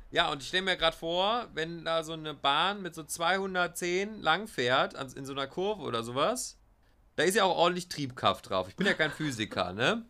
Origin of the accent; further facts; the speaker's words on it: Germany; wo kommst du her? Ja, aus Deutschland